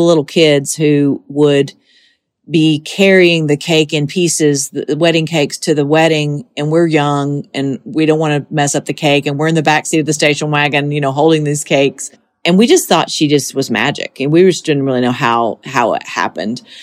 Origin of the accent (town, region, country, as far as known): Monticello, Georgia, United States; born or raised there; moved away as an adult; now in Tennessee, United States